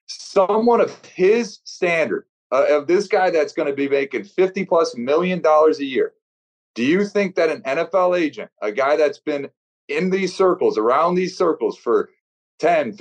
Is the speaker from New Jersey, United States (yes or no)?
no; Detroit, Michigan, United States; my hometown Detroit